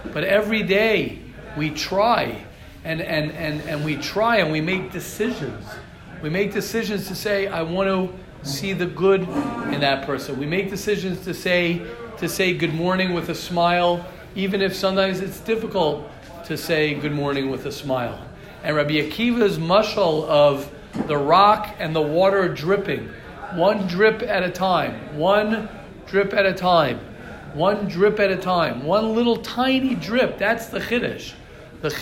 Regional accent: United States; as an American, I have connections in America

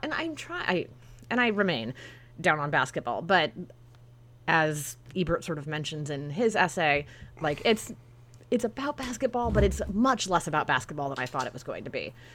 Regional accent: Sacramento, California, United States; now in Los Angeles, United States; growing up in Sacramento specifically in the late nineties and early two thousands

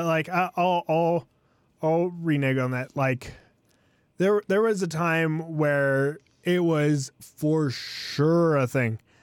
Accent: United States

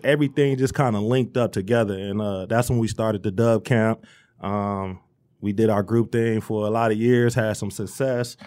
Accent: Romulus, Michigan, United States; also born or lived in Dearborn, Michigan; I'm from Romulus. Uh, I was born in Dearborn, but, you know, the fam was already in Romulus

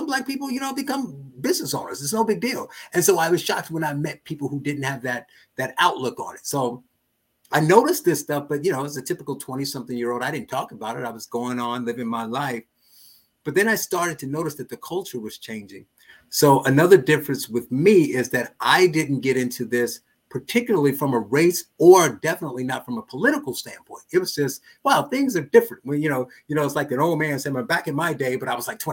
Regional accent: Gary, Indiana, United States; I was born and raised in Gary, Indiana

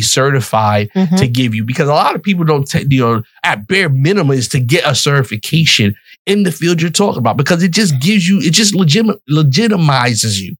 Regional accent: New York City, New York, United States; moved away as an adult; also born or lived in West Palm Beach, Florida; I'm from the Bronx, New York, mm-hmm. born, raised on welfare in the projects.

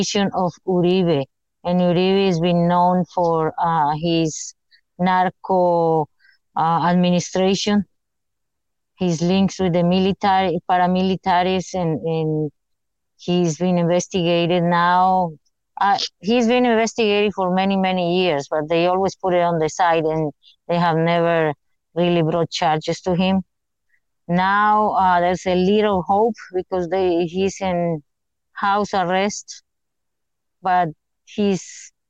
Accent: Colombia; now in United States; I'm from Colombia

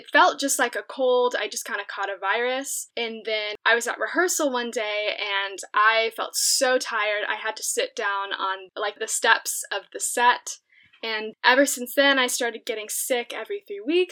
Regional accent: Round Rock, Texas, United States; I am practically born and raised in, it's Round Rock, Texas, but it's basically Austin, Texas.

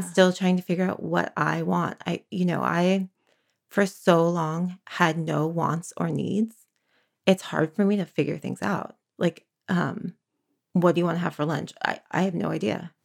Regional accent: San Francisco, California, United States; also born or lived in Berkeley, California; now in Santa Cruz, United States; I was born in San Francisco in the early eighties.

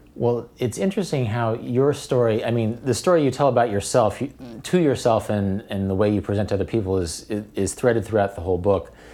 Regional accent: Wichita, Kansas, United States; I grew up in Wichita with Cowtown

